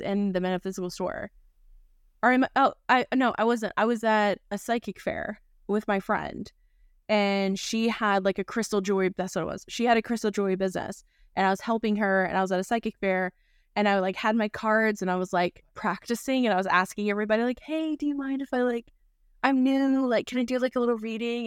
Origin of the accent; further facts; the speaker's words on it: North Carolina, United States; growing up in North Carolina